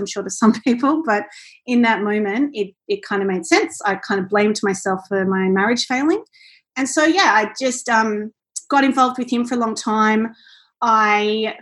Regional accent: Central Coast, New South Wales, Australia; moved away as an adult; now in Gold Coast, Australia; I'm originally from the Central Coast and I'm in Gold Coast now

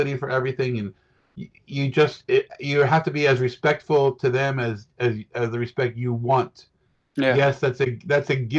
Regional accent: United States; as an American

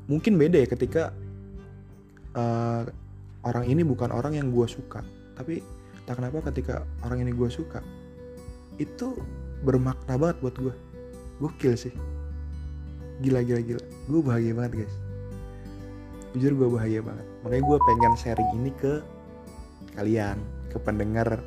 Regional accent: Surabaya, East Java, Indonesia; karena gue juga asli Surabaya ternyata nyokapnya sama keluarganya dia sering main ke Surabaya

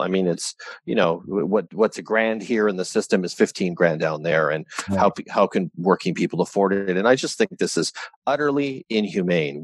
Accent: Canada; as a Canadian

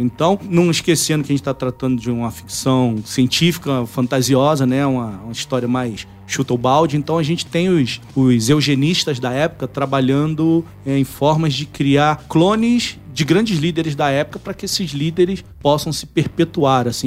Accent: Nova Iguaçu, Rio de Janeiro, Brazil; Então, eu sou do Rio, nasci em Nova Iguaçu. Nova Iguaçu é uma cidade da Baixada Fluminense.

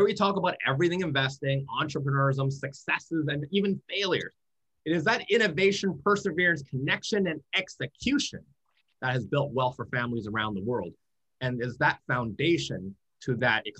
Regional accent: Vancouver, British Columbia, Canada; from my hometown in Vancouver

